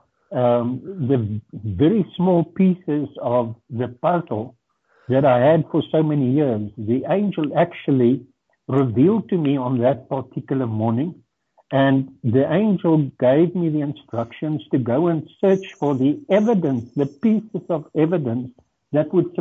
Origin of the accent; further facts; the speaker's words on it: Durban, KwaZulu-Natal, South Africa; English is a second language; I grew up in Durban, and that gives me or gave me the ability to communicate in English fairly well